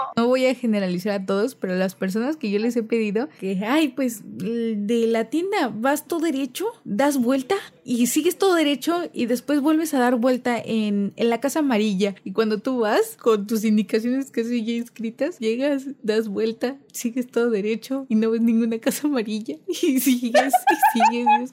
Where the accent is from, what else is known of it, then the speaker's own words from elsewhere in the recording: Cozumel, Quintana Roo, Mexico; also born or lived in Mérida; yo soy de Cozumel, de una isla